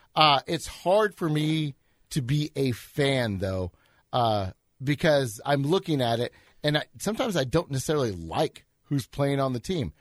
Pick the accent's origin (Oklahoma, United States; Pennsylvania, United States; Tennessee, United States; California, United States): Oklahoma, United States; Edmond; I'm an Edmondite